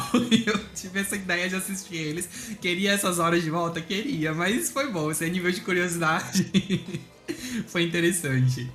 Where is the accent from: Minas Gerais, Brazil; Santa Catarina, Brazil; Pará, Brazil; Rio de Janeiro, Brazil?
Santa Catarina, Brazil; Blumenau; eu sou de Blumenau, Santa Catarina